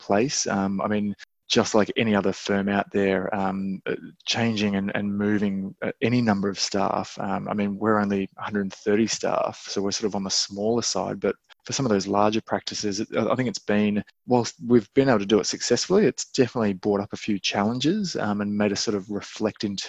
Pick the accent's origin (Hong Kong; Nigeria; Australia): Australia; also born or lived in United Kingdom / New Zealand; as an Aussie